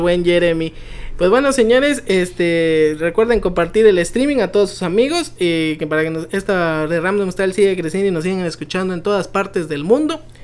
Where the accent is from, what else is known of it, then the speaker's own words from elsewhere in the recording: Chiapas, Mexico; los chapanecos, si somos fanáticos al pozol